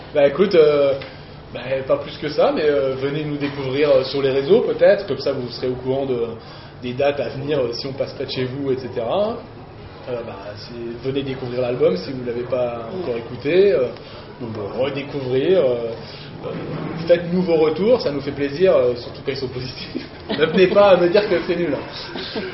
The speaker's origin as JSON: {"language": "French", "town": "Nancy", "region": "Grand Est", "country": "France", "said": "on est de Nancy"}